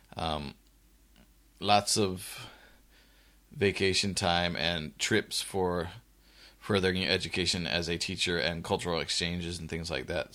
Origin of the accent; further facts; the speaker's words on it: United States; one American, myself